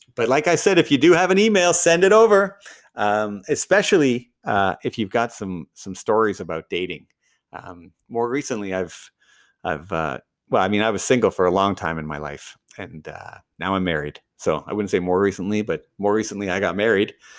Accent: Canada; I'm Canadian.

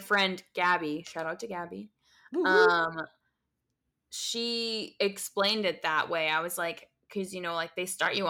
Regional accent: United States; being American

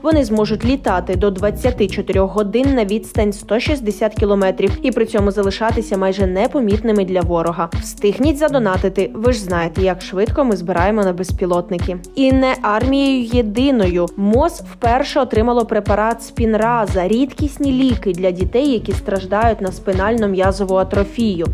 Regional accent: Ukraine; Ми з України

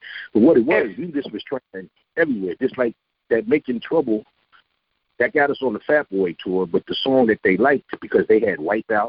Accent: New Jersey, United States; moved away as an adult; I'm born and raised in New Jersey, right?

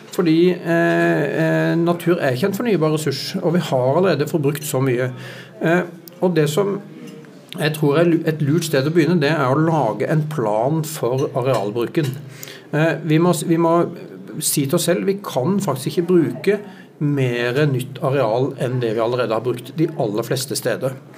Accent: Sørlandet, Norway; jeg kommer fra Sørlandet og vokste opp eh, i stor grad ved sjøen

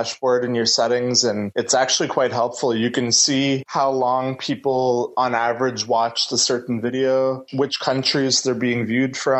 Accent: Bathurst, New Brunswick, Canada; moved away as an adult; now in Moncton, Canada; I'm from Bathurst

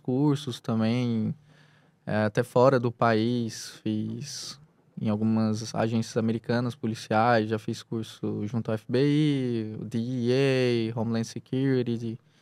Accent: Anápolis, Goiás, Brazil; now in Piauí, Brazil; sou originário do, do estado de Goiás, da cidade de Anápolis

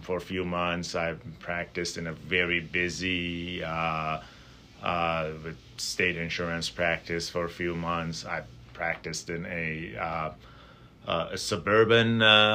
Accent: Tehran, Tehran Province, Iran; moved away as an adult; now in Milwaukee, United States; I grew up in Tehran, which is a big city

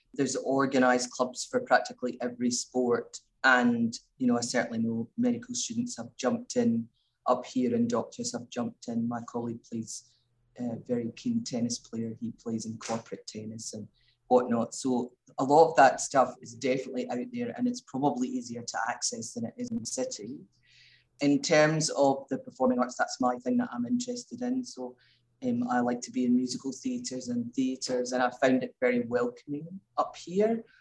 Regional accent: Glasgow, Scotland, United Kingdom; moved away as an adult; also born or lived in Melbourne, Australia; now in Mildura, Australia; So I came from Glasgow, which was a big city. I moved out to Australia.

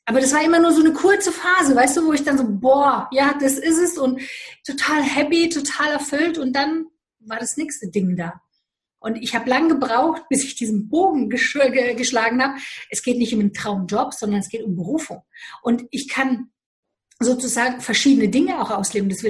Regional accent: Romania; Ich komme aus Rumänien, bin in Rumänien geboren und ich weiß, was Armut heißt.

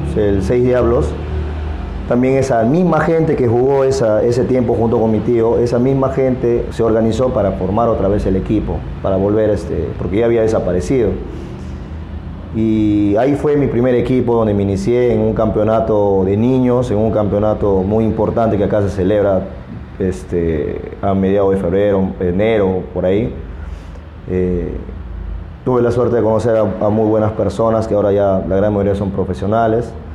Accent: Iquitos, Loreto, Peru; de acá de Iquitos

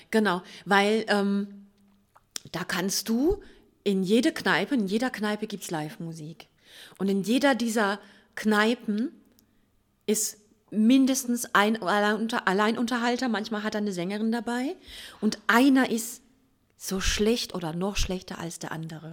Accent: Mannheim, Baden-Württemberg, Germany; Wir sind ja selber Mannheimer

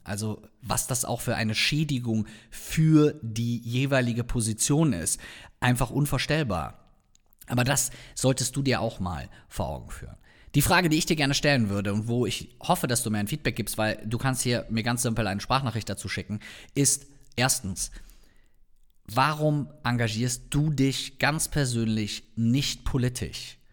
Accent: North Rhine-Westphalia, Germany; komme ich ja hier aus der Ecke

